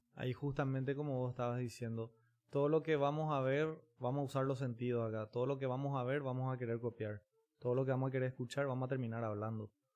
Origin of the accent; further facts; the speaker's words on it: Paraguay; también como paraguayos